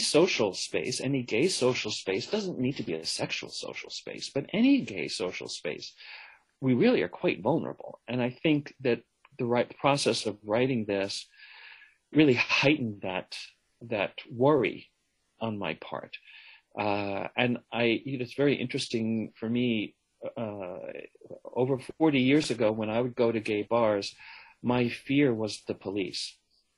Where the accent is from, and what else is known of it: United States; first language English